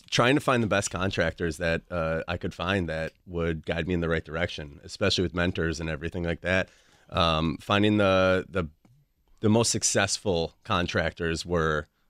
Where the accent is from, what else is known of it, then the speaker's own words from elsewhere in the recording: Menomonee Falls, Wisconsin, United States; I grew up in Menominee Falls.